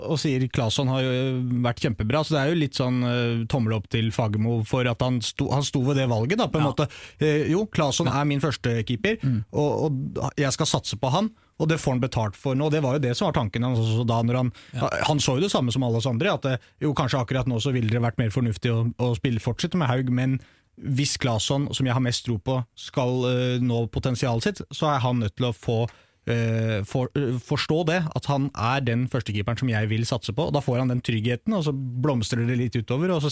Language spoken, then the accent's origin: Norwegian; Eastern Norway, Norway; Akkurat på samme måte som jeg er en østlending og vestlending og sørlending.